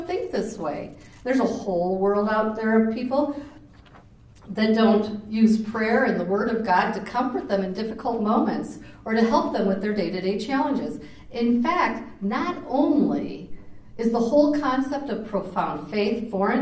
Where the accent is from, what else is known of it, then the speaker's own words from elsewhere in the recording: Des Moines, Iowa, United States; also born or lived in Clear Lake, Iowa; I grew up in Des Moines, and I went to Catholic schools. I went to 12 years of them. I went to Dowling High School.